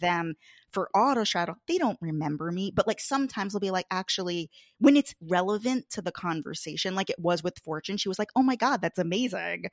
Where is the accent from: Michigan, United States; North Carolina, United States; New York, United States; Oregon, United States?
New York, United States; Long Island; I'm from Long Island, Fire Island